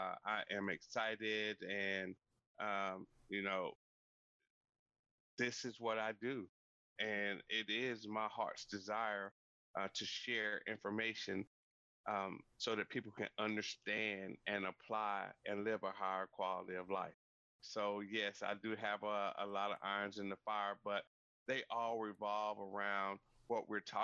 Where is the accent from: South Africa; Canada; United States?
United States; North Carolina; I'm originally from North Carolina. I grew up on a 500-acre farm